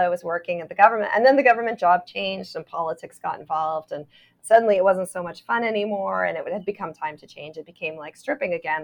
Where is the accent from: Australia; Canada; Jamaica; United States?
Canada; Toronto, Ontario; I'm from Toronto